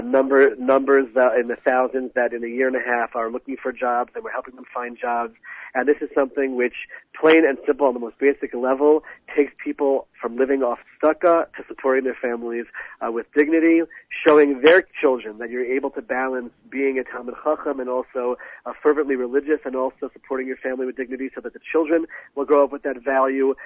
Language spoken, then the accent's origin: English; United States; moved away as an adult; now in Israel; growing up in America with non-Jews all around me